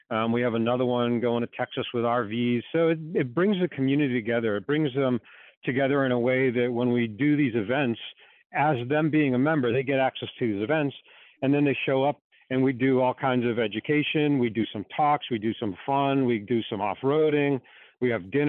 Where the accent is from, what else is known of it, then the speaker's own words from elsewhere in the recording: Boston, Massachusetts, United States; From Boston. Can you hear the accent?